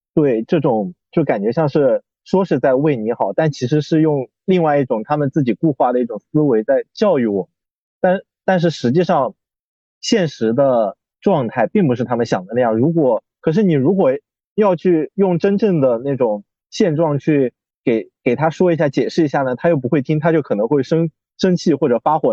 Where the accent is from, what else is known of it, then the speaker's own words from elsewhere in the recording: Guangyuan, Sichuan, China; moved away as an adult; 在我的家乡，在四川广元